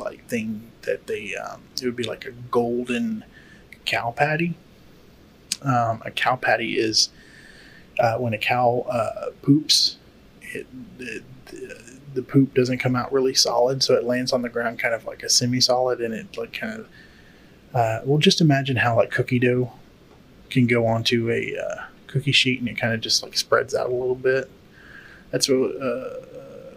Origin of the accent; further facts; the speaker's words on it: Texas, United States; I grew up in Texas